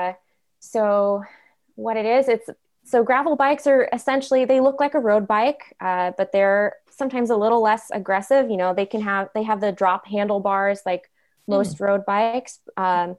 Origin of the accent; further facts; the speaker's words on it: Sequim, Washington, United States; I grew up on the Olympic Peninsula over in Squim